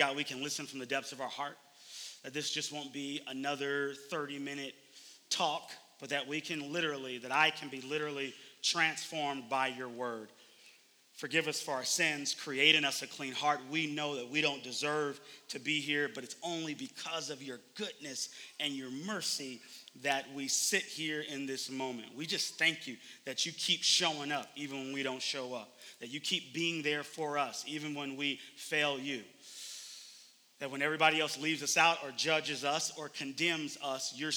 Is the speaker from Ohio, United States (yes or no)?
no; Oakland, California, United States; moved away; I am originally from Oakland, California.